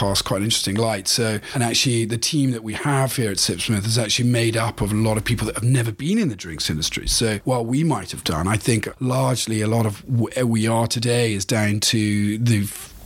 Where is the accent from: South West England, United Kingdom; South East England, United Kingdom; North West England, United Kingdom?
South West England, United Kingdom; Cornwall; moved away as an adult; also born or lived in United States; He and I grew up together in Cornwall.